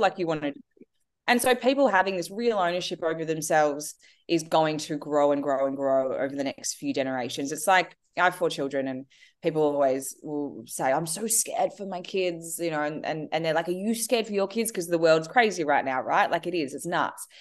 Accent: Australia; I am Australian. I'm, have lived here my whole life

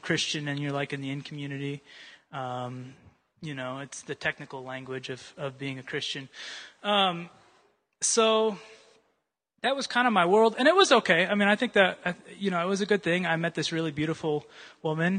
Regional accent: Urbandale, Iowa, United States; moved away; I grew up in Iowa, a town called Urbandale

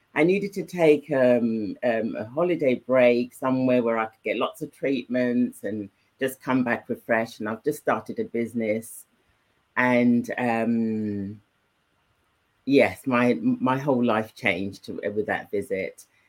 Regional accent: England, United Kingdom; also born or lived in Nigeria; I was brought up in England. Yeah. Um, I was nine when I left Nigeria, and all my upbringing, even when I was in Nigeria, was um, with English speaking communities

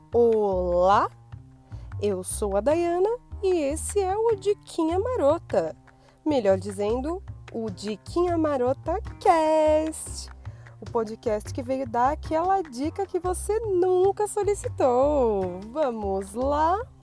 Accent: São Paulo, Brazil; por falar a palavra rolê, possivelmente já deu para perceber que eu sou paulista

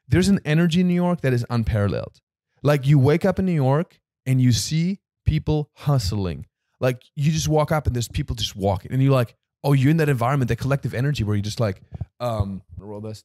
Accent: Germany; now in United States

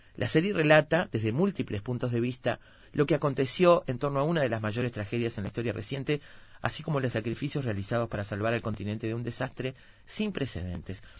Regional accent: Uruguay; soy uruguaya

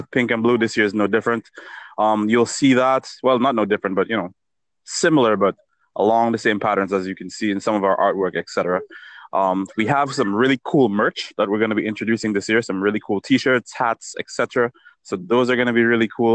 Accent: Dominica; I'm from Dominica

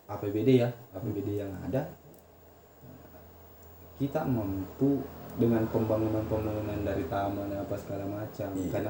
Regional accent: Bone, South Sulawesi, Indonesia; kita sebagai orang Bone itu uh, masa dinilai dari seratus ribu

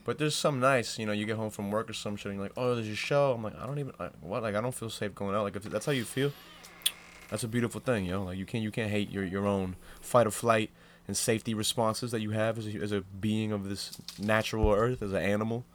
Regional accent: Old Orchard Beach, Maine, United States; I grew up in Old Orchard Beach

